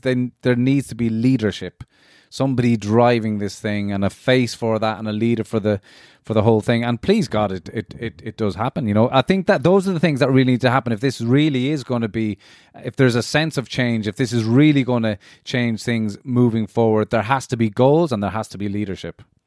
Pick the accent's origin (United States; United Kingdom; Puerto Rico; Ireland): Ireland